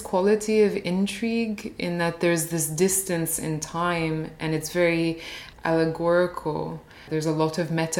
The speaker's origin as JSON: {"language": "English", "country": "United States", "tie": "born or raised there", "said": "I only started to listen to them when I was growing up in the States, and then more recently when I was in Cairo."}